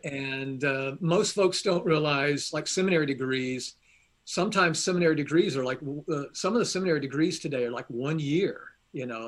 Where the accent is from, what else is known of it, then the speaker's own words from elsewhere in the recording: Atlanta, Georgia, United States; now in Kentucky, United States; I was born at Baptist Hospital, downtown Atlanta.